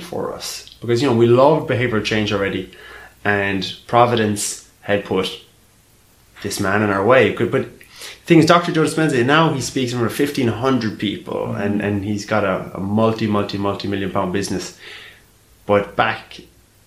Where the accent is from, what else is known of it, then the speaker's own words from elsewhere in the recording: Ireland; moved away as an adult; now in London, United Kingdom; growing up in Ireland